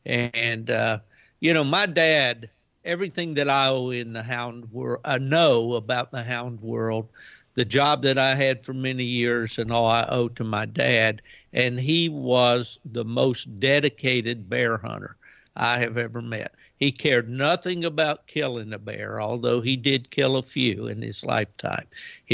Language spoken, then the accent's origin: English; West Virginia, United States; And over here, I'm originally from West Virginia, and I'm planning a trip up to Virginia to do some bear training here within a few weeks